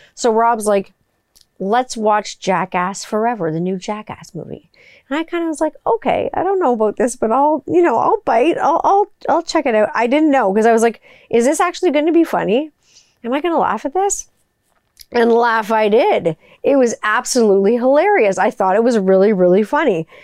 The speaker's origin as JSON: {"language": "English", "area": "West Mountain", "region": "Ontario", "country": "Canada", "tie": "born or raised there", "said": "That's where I grew up in West Mountain"}